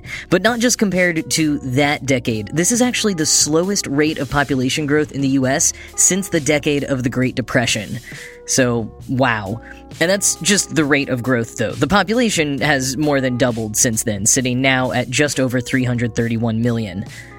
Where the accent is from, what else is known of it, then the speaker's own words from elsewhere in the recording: Texas, United States; now in New York, United States; my home state of Texas